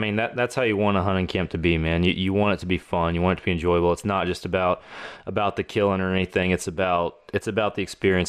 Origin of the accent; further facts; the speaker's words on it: Texas, United States; I'm from Texas.